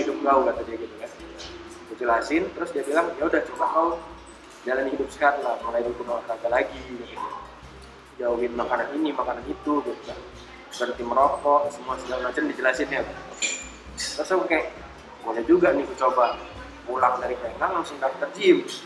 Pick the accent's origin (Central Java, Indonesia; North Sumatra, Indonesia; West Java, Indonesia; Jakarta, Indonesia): North Sumatra, Indonesia; Medan; kita kan memang orang Medan